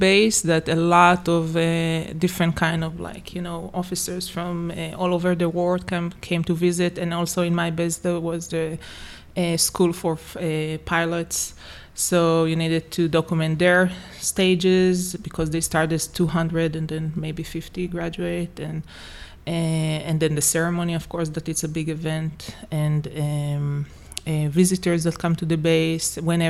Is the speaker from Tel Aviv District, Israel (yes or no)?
no; Jerusalem, Jerusalem District, Israel; moved away as an adult; also born or lived in Harlem, New York; now in New York, United States; I was born and raised in Jerusalem, and I left actually Israel when I came here to do the master in 2009.